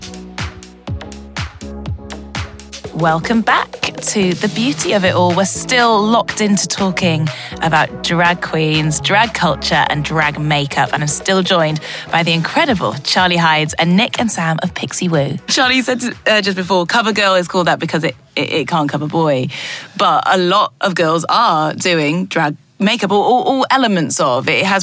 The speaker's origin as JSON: {"language": "English", "town": "Newcastle upon Tyne", "region": "North East England", "country": "United Kingdom", "tie": "born or raised there", "said": "I grew up in Newcastle"}